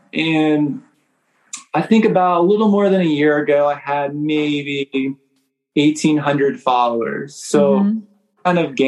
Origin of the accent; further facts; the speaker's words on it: Maryland, United States; also born or lived in Miami / New York; now in Kentucky, United States; Mostly my childhood, I grew up in Maryland, right outside of Baltimore. I lived in Miami and New York